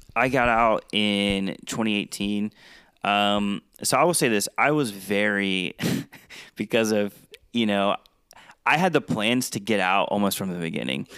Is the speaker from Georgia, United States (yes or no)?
yes; Georgia, United States; moved away as an adult; also born or lived in South Dakota; I was in South Dakota and I'm from Georgia